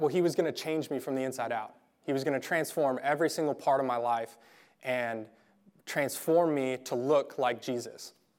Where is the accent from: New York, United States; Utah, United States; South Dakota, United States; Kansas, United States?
Kansas, United States; Garden City; I grew up in Garden City